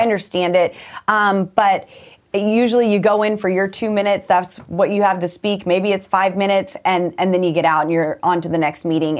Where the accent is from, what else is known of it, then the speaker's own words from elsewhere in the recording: Colorado, United States; I'm from Colorado